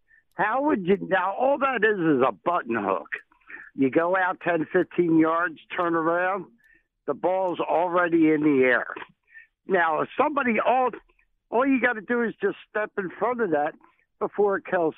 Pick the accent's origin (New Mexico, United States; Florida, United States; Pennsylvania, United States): Pennsylvania, United States; Philadelphia; now in California, United States; We're all from Philadelphia.